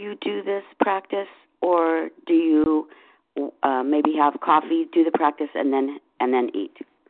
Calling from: Seattle, Washington, United States; from Seattle.

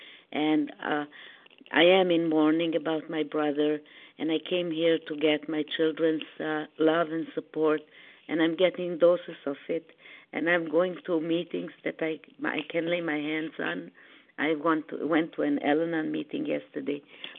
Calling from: Boston, Massachusetts, United States; I'm calling from the Boston area at this time.

